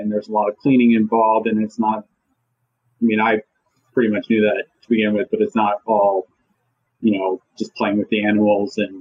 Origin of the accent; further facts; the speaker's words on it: Maryland, United States; also born or lived in North Carolina; I'm from Maryland